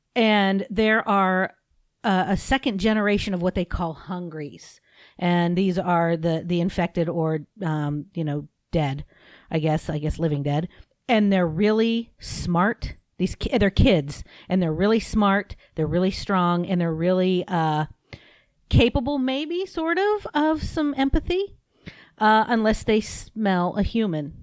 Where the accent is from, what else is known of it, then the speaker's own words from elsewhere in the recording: United States; I'm an American